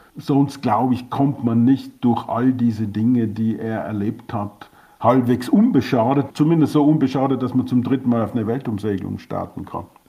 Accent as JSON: {"language": "German", "country": "Austria", "said": "für uns als Österreicher"}